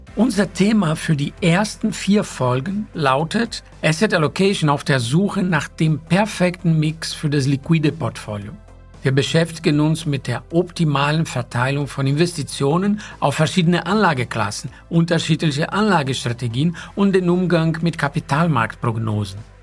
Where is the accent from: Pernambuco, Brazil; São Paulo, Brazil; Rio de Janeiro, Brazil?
São Paulo, Brazil; moved away; ich bin in São Paulo geboren